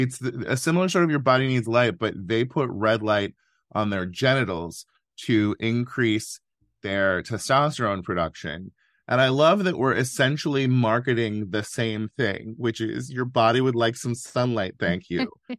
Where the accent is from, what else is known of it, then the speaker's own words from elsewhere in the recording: California, United States; I love California. I love being a Californian, which is different from loving California.